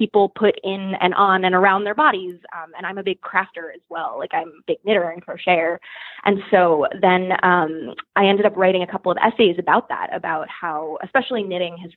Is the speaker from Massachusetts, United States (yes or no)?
yes; Boston, Massachusetts, United States; moved away as an adult; also born or lived in upstate New York; now in New York City, United States; I'm from Boston, which is much smaller